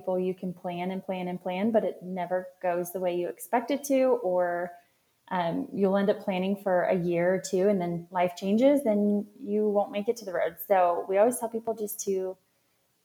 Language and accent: English; Colorado Springs, Colorado, United States; also born or lived in Denver, Colorado / Raleigh, North Carolina; I'm calling in from Colorado Springs, Colorado, which is my hometown